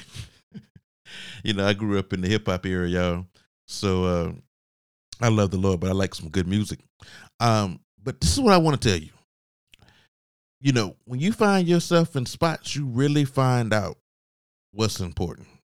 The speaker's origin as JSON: {"language": "English", "town": "Augusta", "region": "Georgia", "country": "United States", "moved": "yes", "said": "I wasn't living in Augusta, I'm from Augusta, Georgia"}